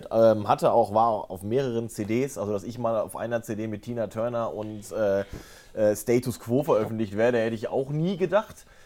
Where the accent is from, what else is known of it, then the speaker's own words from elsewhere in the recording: North Rhine-Westphalia, Germany; Ruhrgebiet ins Badische gezogen bin. Ich habe 18 Jahre bei dem einen Verein gespielt, äh, TUS Introp in meiner Heimat, wo mein Papa äh, heute noch Vorsitzender ist.